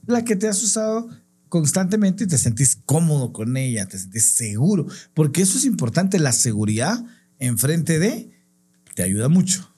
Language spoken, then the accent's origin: Spanish; Guatemala; en mi país, en Guatemala, que está en Centroamérica